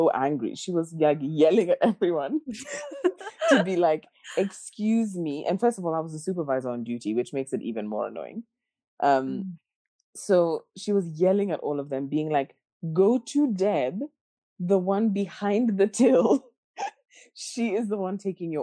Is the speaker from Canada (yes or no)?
no; Kenya; now in Australia; I'm Kenyan. I'm from Kenya.